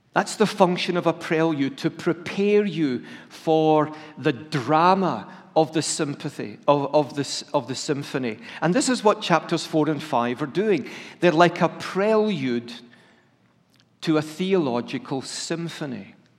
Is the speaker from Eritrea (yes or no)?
no; Scotland, United Kingdom; I'm a Scot who's part of the United Kingdom